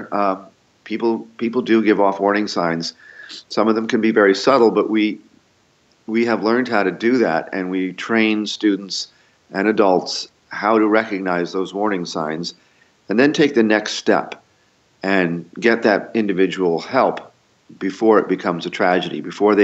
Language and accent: English; Yonkers, New York, United States; now in Newtown, United States; I'm from Yonkers